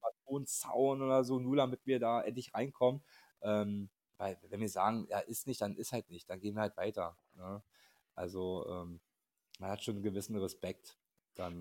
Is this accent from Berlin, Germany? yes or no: yes; Berlin, Germany; wir kommen übrigens aus Berlin